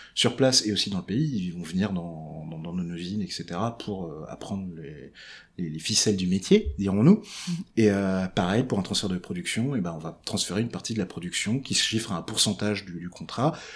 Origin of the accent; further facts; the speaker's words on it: Breton, Brittany, France; je suis breton